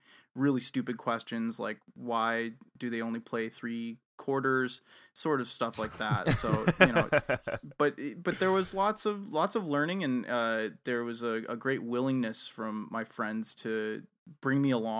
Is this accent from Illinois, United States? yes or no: yes; Evanston, Illinois, United States; now in Canada; So, I'm from Chicago. I'm actually from the north suburbs of Chicago. I'm from Evanston, Illinois.